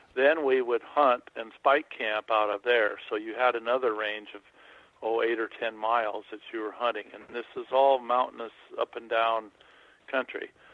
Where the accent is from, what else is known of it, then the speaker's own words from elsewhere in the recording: Montana, United States; also born or lived in Hawaii; I grew up in Montana